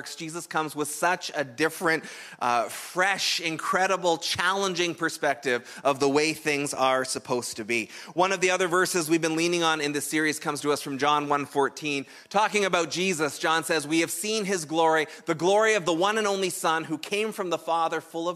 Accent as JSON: {"language": "English", "country": "Canada", "said": "we're Canadian"}